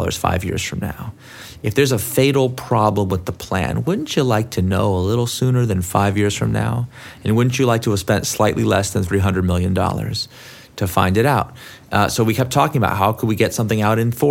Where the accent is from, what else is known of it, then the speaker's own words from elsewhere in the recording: Silicon Valley, California, United States; also born or lived in San Francisco; I'm from Silicon Valley